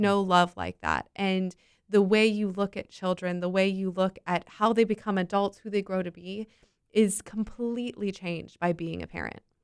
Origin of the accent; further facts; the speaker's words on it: Winter Park, Florida, United States; I grew up in Winter Park